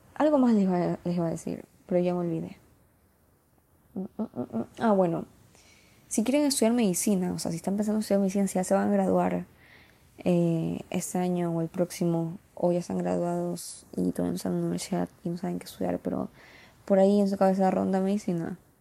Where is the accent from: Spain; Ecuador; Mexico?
Ecuador; soy de Ecuador